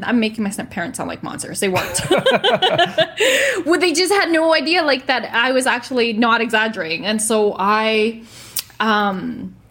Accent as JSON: {"language": "English", "town": "Edmonton", "region": "Alberta", "country": "Canada", "tie": "born or raised there", "moved": "as an adult", "lives_now": "Kelowna, Canada", "said": "uproot from my hometown of Edmonton, leave my friends and my family"}